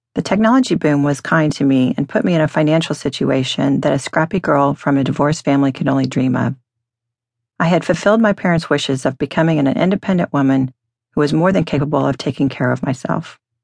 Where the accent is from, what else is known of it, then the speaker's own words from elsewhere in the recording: Dallas, Texas, United States; moved away; I grew up in Dallas as a fifth-generation Texan.